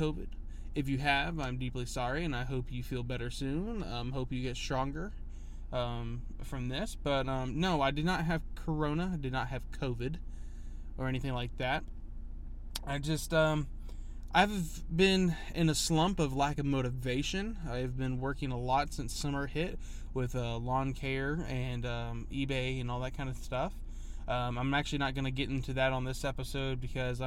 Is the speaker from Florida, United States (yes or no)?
no; Huntsville, Alabama, United States; I wasn't born here, but I was raised in Huntsville, but lived here all my life.